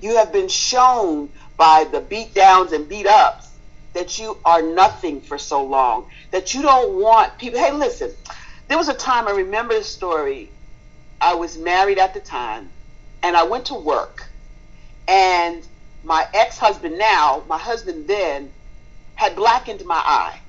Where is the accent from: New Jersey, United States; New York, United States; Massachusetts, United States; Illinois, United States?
New York, United States; Spring Valley; moved away as an adult; now in Hampton, United States; I am originally from New York State, a little small town called Spring Valley, 45 minutes northwest of New York City, Manhattan